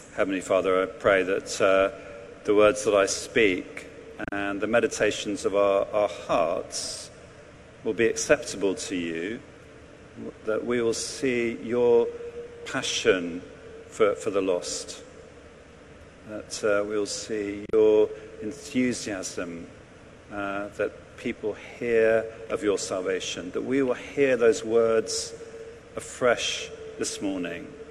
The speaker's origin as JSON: {"language": "English", "region": "England", "country": "United Kingdom", "lives_now": "London, United Kingdom", "said": "as an Englishman"}